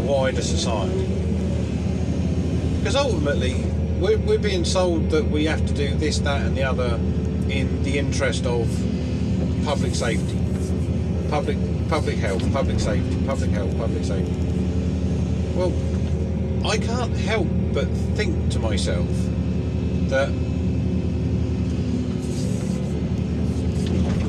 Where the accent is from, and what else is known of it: England, United Kingdom